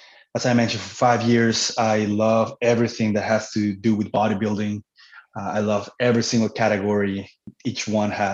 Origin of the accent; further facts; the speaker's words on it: Cancun, Quintana Roo, Mexico; moved away as an adult; also born or lived in Manitoba, Canada; now in Canada; I was born and raised in Cancun, Mexico. I moved to Canada at the age of 19 in 2006